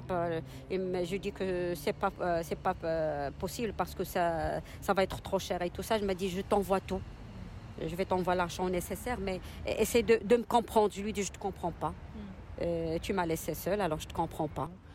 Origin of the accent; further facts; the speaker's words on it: Casablanca, Casablanca-Settat, Morocco; Je suis marocaine. Euh, d'origine de, de Je suis née à Casa.